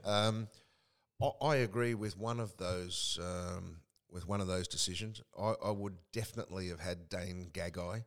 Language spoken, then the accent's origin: English; Queensland, Australia; moved away; also born or lived in northern New South Wales / America; I was the only Queenslander in the whole street.